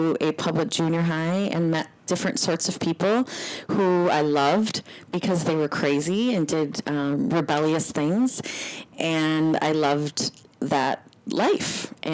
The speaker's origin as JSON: {"language": "English", "town": "New Brighton", "region": "Minnesota", "country": "United States", "tie": "born or raised there", "said": "I grew up in New Brighton, Minnesota"}